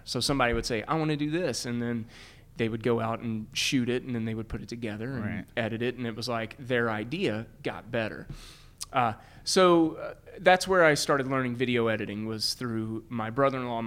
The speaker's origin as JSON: {"language": "English", "town": "Glasgow", "region": "Kentucky", "country": "United States", "tie": "born or raised there", "also_born_or_lived": "Louisville, Kentucky", "said": "grew up in Glasgow, Kentucky, which is like South Central, transplanted to Louisville."}